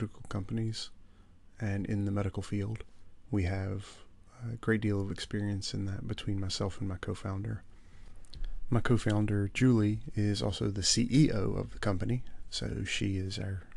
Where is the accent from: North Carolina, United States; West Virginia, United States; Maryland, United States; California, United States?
West Virginia, United States; moved away as an adult; now in Dublin, Ireland; I am originally from West Virginia in the U.S. I currently live in Dublin, Ireland, where I've lived for almost 10 years.